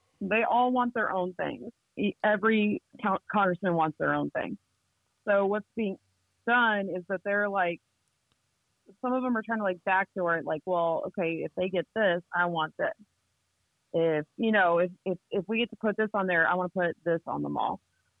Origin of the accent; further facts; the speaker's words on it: Ohio, United States; So like right now I'm working on Ohio because I came from Ohio. I've lived there a couple times actually.